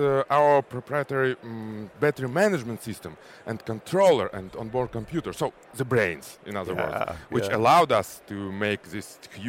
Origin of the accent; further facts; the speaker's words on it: Kazakhstan; I'm from Kazakhstan